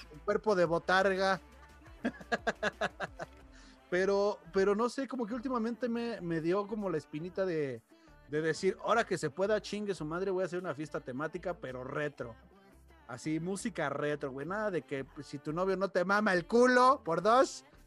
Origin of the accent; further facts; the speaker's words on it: Mexico City, Mexico; now in León, Mexico; Aquí en León, yo vengo de Ciudad de México